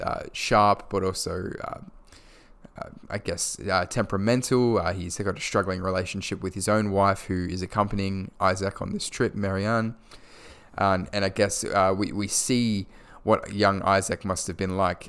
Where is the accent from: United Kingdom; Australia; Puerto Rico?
Australia; Perth, Western Australia; my hometown of Perth, Western Australia